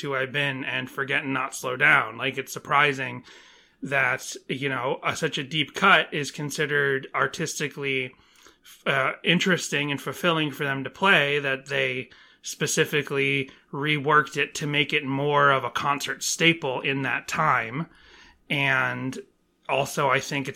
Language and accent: English; Northeast, United States; moved away; growing up in the Northeast